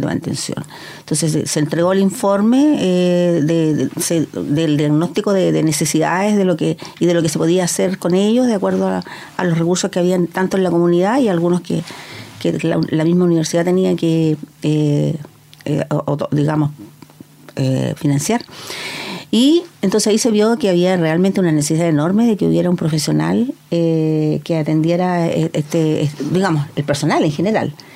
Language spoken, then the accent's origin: Spanish; Penco, Biobío, Chile; yo soy eh, originaria de Penco, me viví toda la vida allá